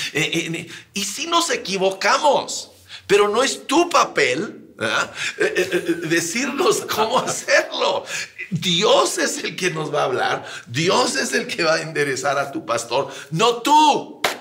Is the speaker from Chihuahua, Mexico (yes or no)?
yes; Sierra de Chihuahua, Mexico; also born or lived in Ciudad Juárez / El Paso, Texas; Yo crecí en la Sierra de Chihuahua